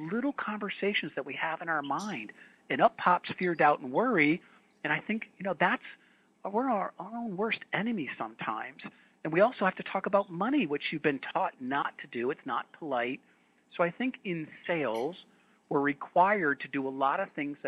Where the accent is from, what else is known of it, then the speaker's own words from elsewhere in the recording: New England, United States; I grew up in New England